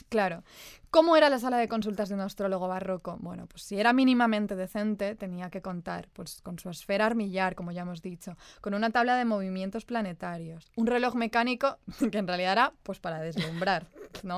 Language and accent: Spanish; Spain; nosotras que crecimos en la España de los 90